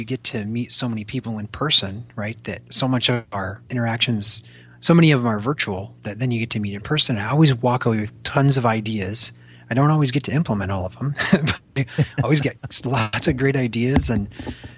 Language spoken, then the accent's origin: English; Michigan, United States; I grew up in Michigan.